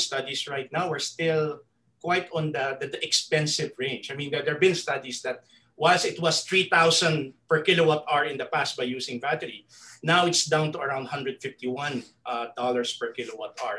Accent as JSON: {"language": "English", "country": "Philippines", "said": "me as a Filipino"}